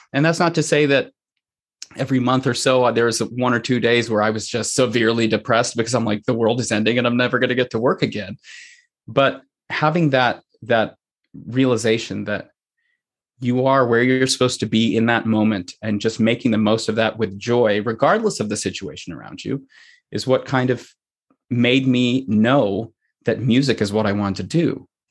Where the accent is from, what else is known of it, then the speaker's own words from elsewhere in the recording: Pennsylvania, United States; also born or lived in Sri Lanka (parents); now in Saline, Michigan, United States; I was born in the United States, in Pennsylvania.